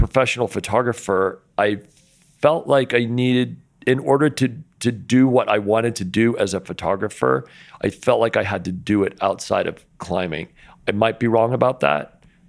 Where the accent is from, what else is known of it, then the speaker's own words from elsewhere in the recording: Linden, Utah, United States; growing up in Linden, Utah, you know, when I was a real young kid, I was really into BMX